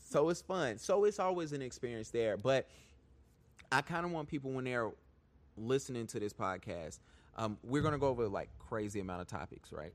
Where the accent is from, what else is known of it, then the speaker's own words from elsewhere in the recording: Charlotte, North Carolina, United States; I'm from Charlotte. Born and raised.